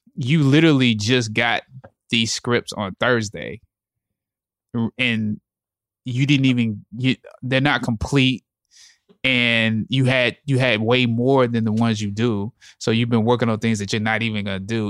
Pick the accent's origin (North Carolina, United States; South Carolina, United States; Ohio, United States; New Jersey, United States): South Carolina, United States; Anderson; I grew up I'm from Anderson, South Carolina.